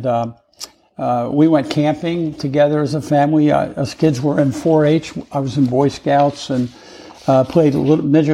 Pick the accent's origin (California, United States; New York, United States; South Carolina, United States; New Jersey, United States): New Jersey, United States; Trenton; now in Pensacola, United States; I was born in Trenton, New Jersey, Hamilton Square, actually, a little town near Trenton